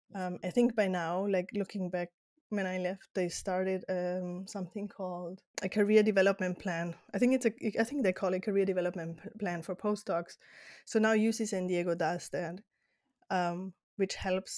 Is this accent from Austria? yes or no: yes; Austria; English is a second language; moved away as an adult; also born or lived in Netherlands / Spain; now in United States; my childhood until eighteen in Austria, but now in the U S